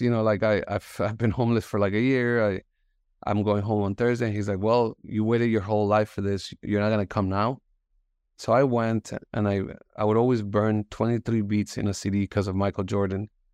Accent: Bogota, Colombia; English is a second language; moved away; also born or lived in Miami; I was born in Bogota. Um, my parents moved to the States

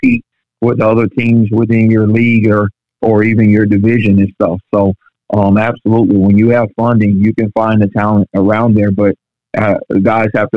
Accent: St. Petersburg, Florida, United States; I'm born and raised in St. Petersburg

